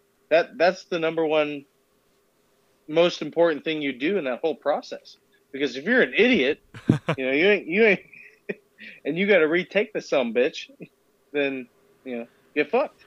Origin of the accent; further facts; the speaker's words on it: Murrieta, California, United States; I'm from Marietta, California, and Temecula has a MEPS, or sorry, not a MEPS, but a recruiting station that has like 12 recruiters in it.